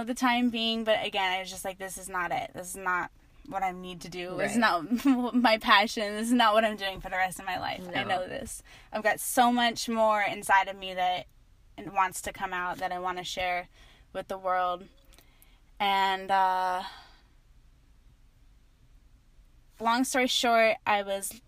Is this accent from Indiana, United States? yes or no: no; Asheville, North Carolina, United States; now in Hawaii, United States; I started off just growing up in Asheville, North Carolina.